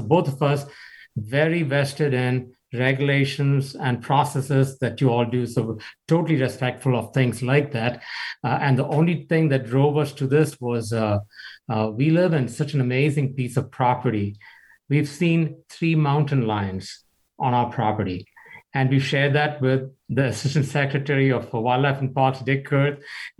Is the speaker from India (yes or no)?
yes; New Delhi, Delhi, India; moved away as an adult; also born or lived in Kansas; now in Douglas County, Kansas, United States; we are from India, I grew up in a three-room flat in New Delhi.